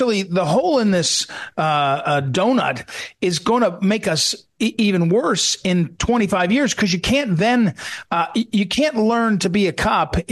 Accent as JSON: {"language": "English", "town": "St. Louis", "region": "Missouri", "country": "United States", "said": "I'm from St. Louis"}